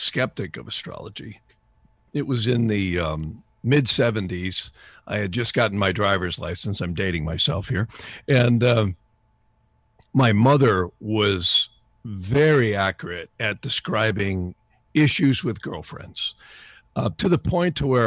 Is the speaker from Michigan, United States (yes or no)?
no; North Woods, Wisconsin, United States; I grew up in the North Woods in Wisconsin.